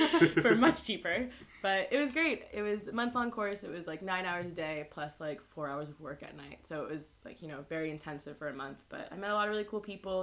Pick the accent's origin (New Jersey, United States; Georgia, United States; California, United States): California, United States; moved away; also born or lived in Madrid; I'm from California in the United States